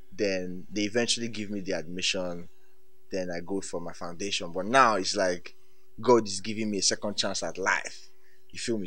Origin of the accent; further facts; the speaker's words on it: Ibadan, Oyo, Nigeria; moved away; also born or lived in Warri / Lagos; I was born in Warri, um, grew up in Ibadan, then moved to Lagos.